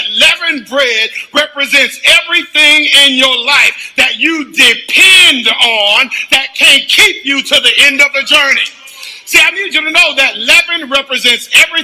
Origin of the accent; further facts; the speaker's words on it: the South, United States; as a Southerner